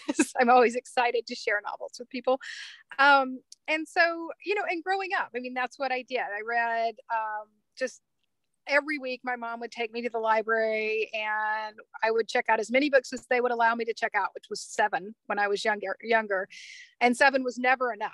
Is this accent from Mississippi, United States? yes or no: yes; Mississippi, United States; moved away as an adult; now in Colorado, United States; I grew up in Mississippi